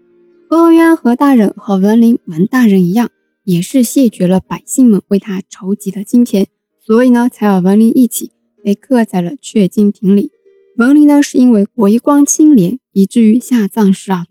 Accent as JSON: {"language": "Chinese", "town": "Wenzhou", "region": "Zhejiang", "country": "China", "said": "现代考古学的奠基人，也是我们温州人夏奈先生"}